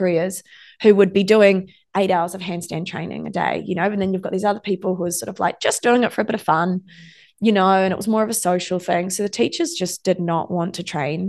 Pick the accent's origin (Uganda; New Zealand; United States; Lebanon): New Zealand; I'm from New Zealand.